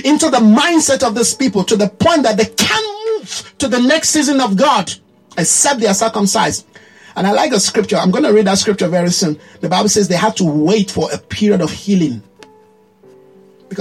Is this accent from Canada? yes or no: no; Nigeria; as a Nigerian. There's a way a Nigerian behave. Very loud, right? Very colorful. You know, everything has to be, people have to see it. You see the way our women dress.